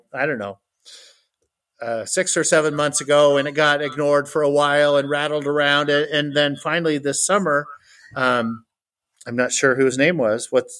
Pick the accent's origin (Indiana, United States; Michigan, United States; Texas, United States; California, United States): California, United States; Fort Bragg; moved away as an adult; now in Cowley, United States; So I grew up on the Redwood Coast of California in the pretty part of Northern California, almost to Oregon, south of Eureka in a town called Fort Bragg.